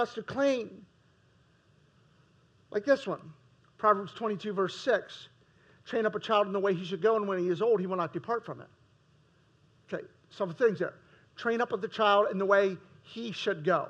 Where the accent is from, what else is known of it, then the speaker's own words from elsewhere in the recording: United States; As American Christians, we're all wealthy.